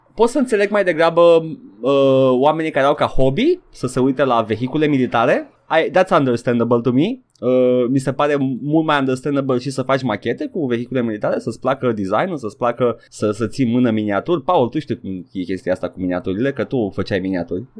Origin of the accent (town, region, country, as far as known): Romania